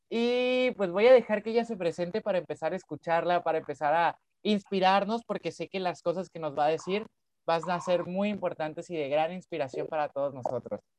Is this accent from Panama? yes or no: no; Mexico; quienes somos de México, un saludo enorme a todos ustedes.